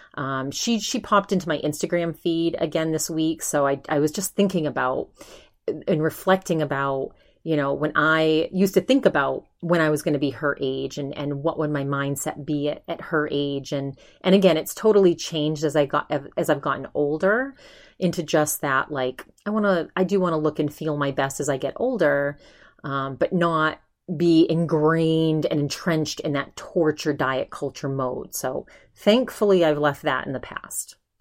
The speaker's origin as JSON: {"language": "English", "region": "Maine", "country": "United States", "also_born_or_lived": "California", "moved": "yes", "lives_now": "Arizona, United States", "said": "I'm from Maine. We get the best seafood in the world in Maine"}